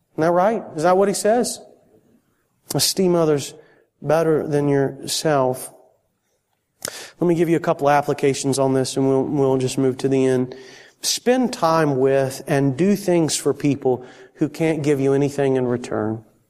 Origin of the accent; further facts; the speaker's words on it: Florida, United States; moved away; I'm from Florida